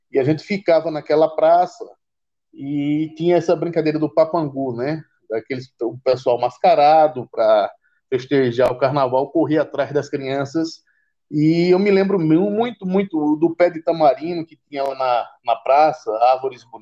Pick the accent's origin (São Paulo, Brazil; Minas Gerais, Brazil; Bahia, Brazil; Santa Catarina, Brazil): Bahia, Brazil; Salvador; É, a primeira parte da minha infância, eu passei lá em Salvador, nesse bairro chamado Retiro.